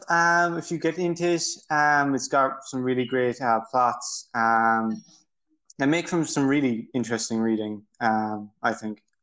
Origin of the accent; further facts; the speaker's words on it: Ireland; I'm from Ireland.